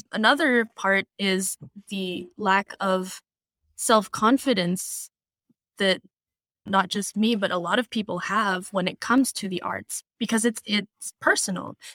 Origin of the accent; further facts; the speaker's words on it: Philippines; moved away as an adult; now in United States; I was born in the Philippines, and I lived there until I was twenty-one